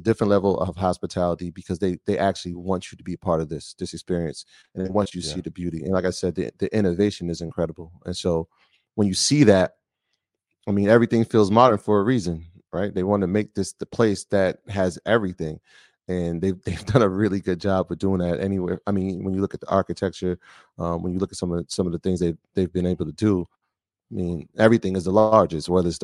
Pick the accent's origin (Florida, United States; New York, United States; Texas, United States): New York, United States; we come from New York